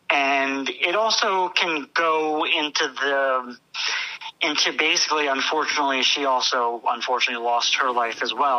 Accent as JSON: {"language": "English", "town": "Toms River", "region": "New Jersey", "country": "United States", "said": "I'm from Toms River, New Jersey."}